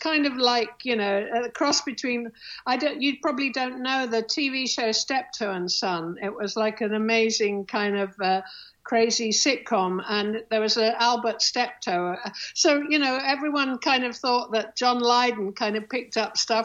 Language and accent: English; Nottingham, East Midlands, United Kingdom; moved away as an adult; also born or lived in London; I came from Nottingham